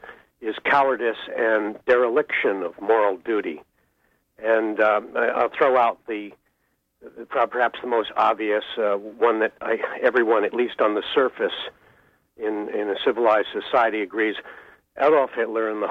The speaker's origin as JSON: {"language": "English", "town": "Searsport", "region": "Maine", "country": "United States", "tie": "born or raised there", "said": "my hometown of Searsport"}